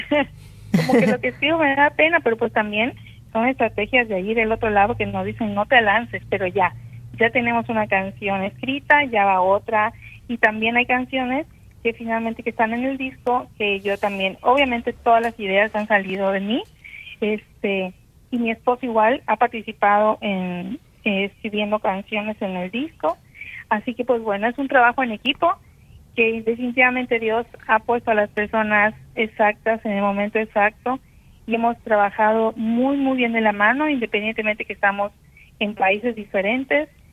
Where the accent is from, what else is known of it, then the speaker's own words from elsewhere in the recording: Campeche, Mexico; soy de Campeche, México